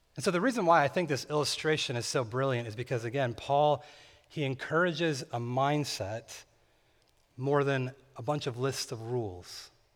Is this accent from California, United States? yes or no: yes; California, United States; Growing up in California, my family and I would sometimes visit this lake named Lake Isabella